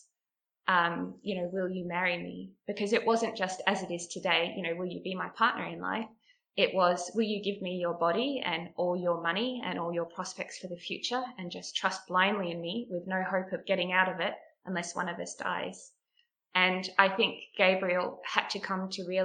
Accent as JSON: {"language": "English", "area": "Huon Valley", "region": "Tasmania", "country": "Australia", "tie": "born or raised there", "also_born_or_lived": "West Coast, Tasmania", "said": "I grew up mostly in the Huon Valley, which is very rural"}